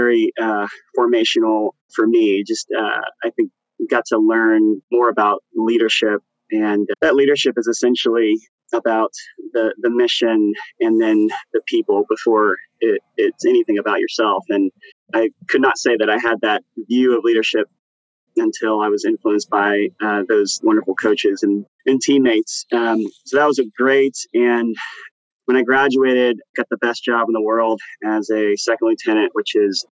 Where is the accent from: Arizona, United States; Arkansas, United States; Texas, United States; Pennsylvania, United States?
Texas, United States; Plano; I grew up in Plano, Texas